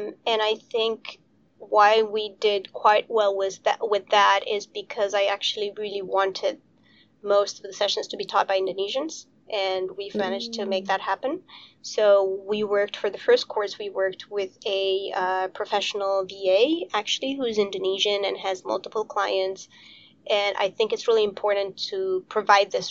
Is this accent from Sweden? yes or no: no; Romania; I'm from Romania